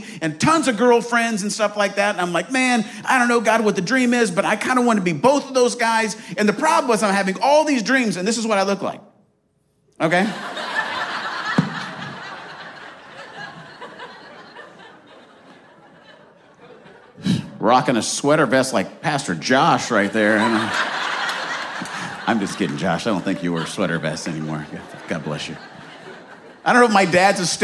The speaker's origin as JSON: {"language": "English", "region": "Arizona", "country": "United States", "tie": "born or raised there", "also_born_or_lived": "Marion, Indiana", "moved": "yes", "said": "I grew up in Arizona, loved Arizona, still love Arizona."}